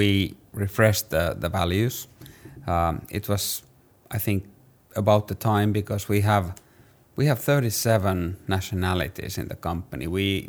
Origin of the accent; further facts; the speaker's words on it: Finland; English is a second language; I'm from Finland.